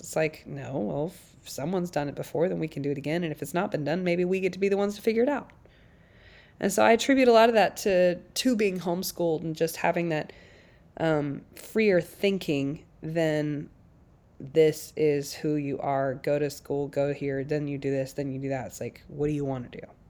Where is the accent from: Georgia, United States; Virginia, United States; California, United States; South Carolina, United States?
South Carolina, United States; now in Nashville, United States; I grew up in South Carolina with six kids